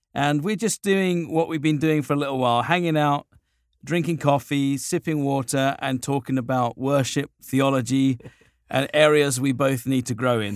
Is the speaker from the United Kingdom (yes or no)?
yes; United Kingdom; now in Southern California, United States; I'm a little Brit guy